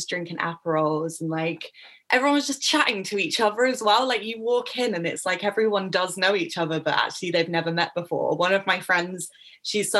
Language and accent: English; England, United Kingdom; I'm English